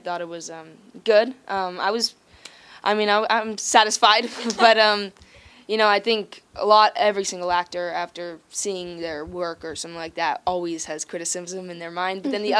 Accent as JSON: {"language": "English", "region": "Hawaii", "country": "United States", "moved": "yes", "said": "I'm from Hawaii."}